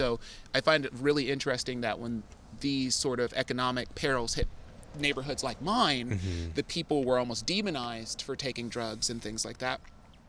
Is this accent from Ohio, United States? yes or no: no; Oakland, California, United States; moved away as an adult; now in San Francisco, United States; I grew up in Deep East Oakland, so I mean, I represent that hard.